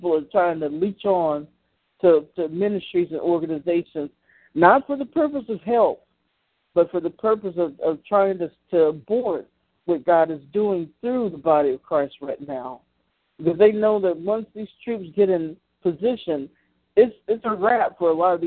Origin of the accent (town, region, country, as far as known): Columbus, Georgia, United States; born or raised there; now in Macon, United States